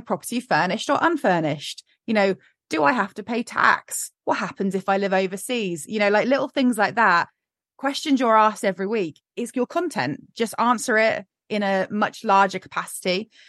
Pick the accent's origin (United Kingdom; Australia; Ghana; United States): United Kingdom; we're incredibly British